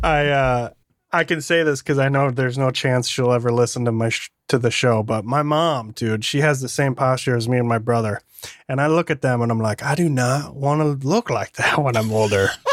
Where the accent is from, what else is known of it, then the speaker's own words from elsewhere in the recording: Michigan, United States; moved away; I grew up in Michigan